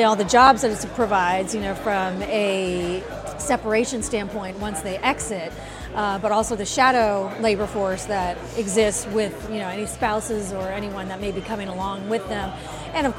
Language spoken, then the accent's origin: English; Fort Lauderdale, Florida, United States; I was born and raised in Fort Lauderdale, Florida.